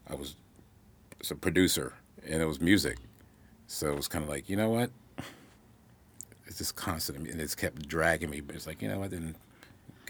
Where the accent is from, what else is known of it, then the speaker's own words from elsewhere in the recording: Kentucky, United States; moved away as an adult; now in New York, United States; Family, growing up in Kentucky